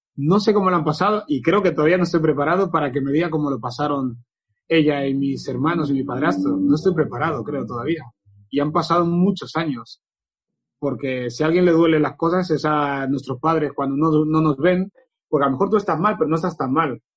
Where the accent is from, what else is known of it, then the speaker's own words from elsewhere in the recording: Barcelona, Catalonia, Spain; also born or lived in Equatorial Guinea / Canary Islands; yo nací en Guinea, a los 11 meses estaba viviendo en Canarias, eh, porque mi padre era legionario en Canarias, vivía en la colonia de los legionarios. Con 7, 8 años se separaron mis padres, vine con mis hermanos a Barcelona